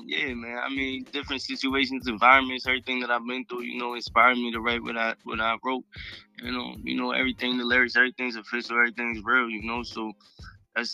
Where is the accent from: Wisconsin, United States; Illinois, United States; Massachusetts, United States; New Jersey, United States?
Massachusetts, United States; Cape Cod; I'm from the Cape, man. I'm from Cape Cod. I represent Cape Cod.